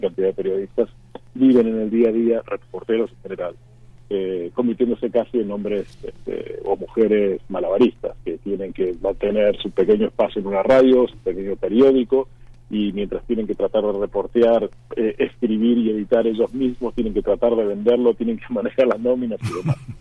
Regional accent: Argentina; moved away as an adult; also born or lived in Mexico City, Mexico; yo llevo mucho tiempo ya fuera de, Argentina, casi 25 años

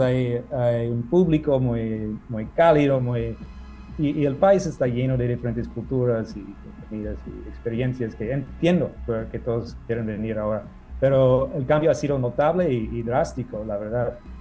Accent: Minneapolis, Minnesota, United States; moved away as an adult; now in Mexico City, Mexico; yo en, lo personal soy de Minneapolis, Minnesota. Yo llegué a la Ciudad de México hace casi 15 años

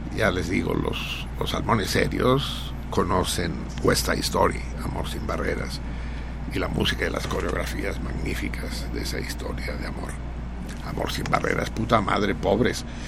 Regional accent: Mexico City, Mexico; yo no soy chilango, soy tenochca, los tenochcas suerte tenemos de la cercanía de Cuernavaca, la Ciudad de México

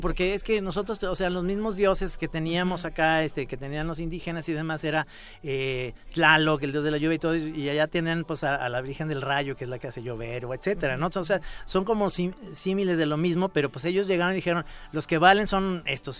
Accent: Mexico; los mexicanos

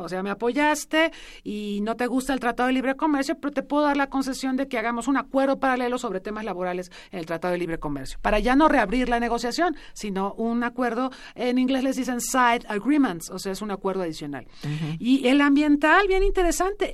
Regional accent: Mexico

